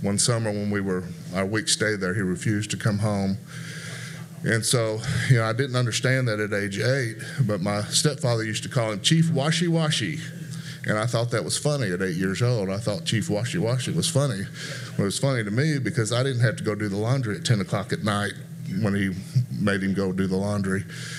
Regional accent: Memphis, Tennessee, United States; born there; But I was born in Memphis, Tennessee.

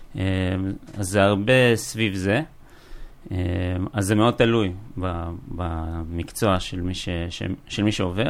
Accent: Kfar Saba, Central District, Israel; moved away as an adult; now in Neot Golan, Israel; אני גדלתי בצור יגאל, בכפר סבא, למדתי בכפר סבא

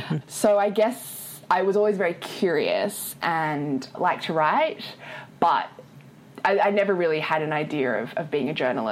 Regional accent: Sydney, New South Wales, Australia; moved away as an adult; now in Hong Kong; So I was born and raised in Sydney, Australia. My parents were born and raised in Malaysia and migrated to Australia before my brother and I were born. And we are ethnically Chinese

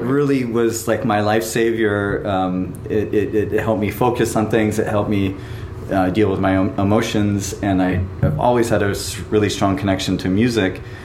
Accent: Southern California, United States; also born or lived in Burbank; now in Tokyo, Japan; grew up in in uh, Southern California

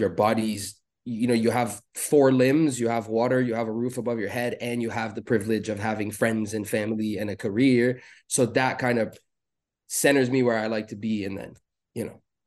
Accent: Beirut, Beirut Governorate, Lebanon; moved away as an adult; I was born in Beirut in Lebanon. I was born and raised there till the age of twenty is really when I moved away

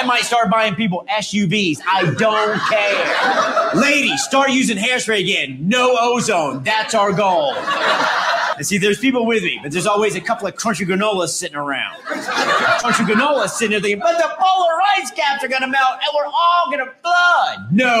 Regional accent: North Carolina, United States; moved away; I'm originally from North Carolina

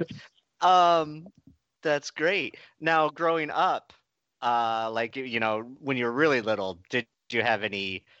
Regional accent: Nebraska, United States; moved away; I'm originally from Nebraska

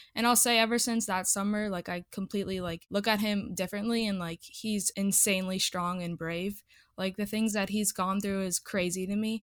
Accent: Iowa, United States; I grew up in Iowa

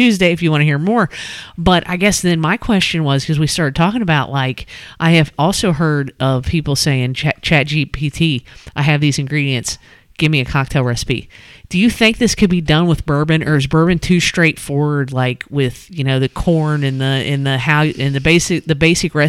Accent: Boone County, Kentucky, United States; I was growing up in Boone County, since it's so close to Lawrenceburg, Indiana

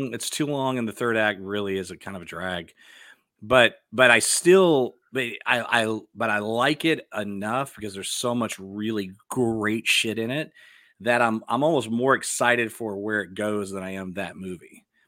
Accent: Dallas, Texas, United States; I'm from Dallas, and so, like, that was a big deal when I was growing up.

